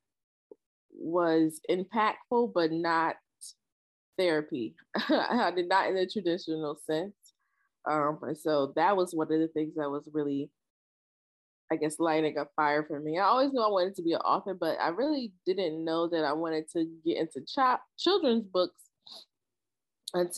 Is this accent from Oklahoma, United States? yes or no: no; Trenton, New Jersey, United States; I am from Trenton, New Jersey, born and raised.